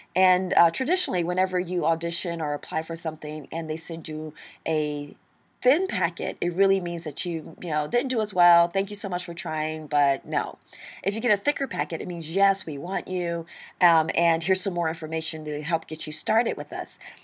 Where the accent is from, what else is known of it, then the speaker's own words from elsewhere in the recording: St. Louis, Missouri, United States; I grew up in Saint Louis, Missouri